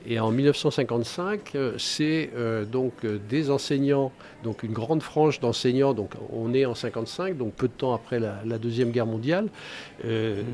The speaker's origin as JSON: {"language": "French", "town": "Angers", "region": "Pays de la Loire", "country": "France", "tie": "born or raised there", "said": "je suis né à Angers. Je suis parti euh, neuf mois d'Angers, mais pas pour faire le service militaire, pour un bout d'études. Et bah, j'ai eu le mal de mer et le mal de pays, et donc je suis revenu rapidement. Donc Angers, pour moi, c'est c'est toute, euh, c'est toute ma vie"}